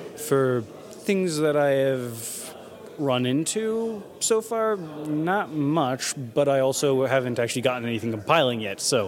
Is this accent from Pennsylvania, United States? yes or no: no; Dayton, Ohio, United States; I am from Dayton, Ohio. I work at a subcontractor out there